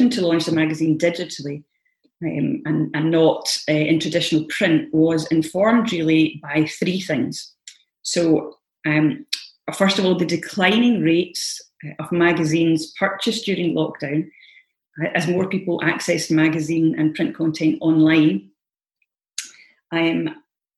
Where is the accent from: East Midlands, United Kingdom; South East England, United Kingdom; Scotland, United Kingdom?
Scotland, United Kingdom; as Scottish gardeners